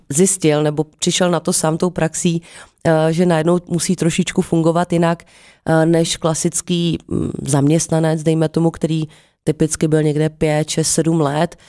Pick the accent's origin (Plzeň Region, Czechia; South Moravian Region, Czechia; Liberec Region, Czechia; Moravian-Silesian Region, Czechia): Liberec Region, Czechia; Jablonec nad Nisou; moved away; also born or lived in Prague; já jsem původně z Jablonce